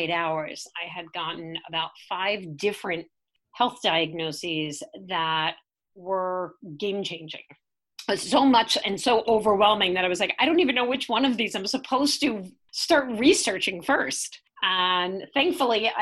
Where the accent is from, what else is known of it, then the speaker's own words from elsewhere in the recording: New York City, New York, United States; I grew up in Staten Island, New York.